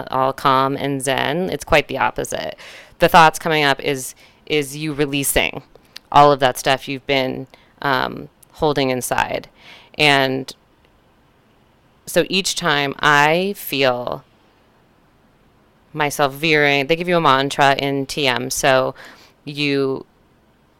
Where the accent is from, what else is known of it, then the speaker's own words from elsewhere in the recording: Northern California, United States; I grew up in Northern California